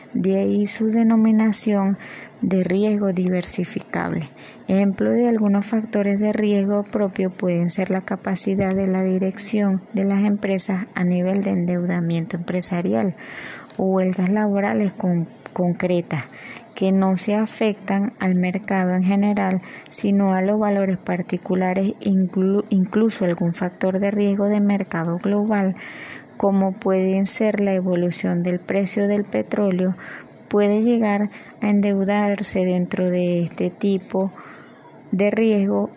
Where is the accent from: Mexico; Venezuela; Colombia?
Venezuela